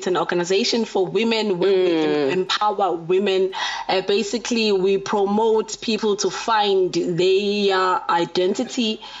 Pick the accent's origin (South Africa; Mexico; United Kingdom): South Africa; Pietermaritzburg, KwaZulu-Natal; also born or lived in Durban; I grew up in Pietermaritzburg.